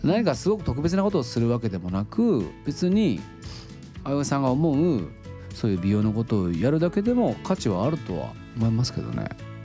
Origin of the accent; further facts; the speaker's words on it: Oita, Japan; also born or lived in Saga; now in Tokyo, Japan; 僕も大分の出身で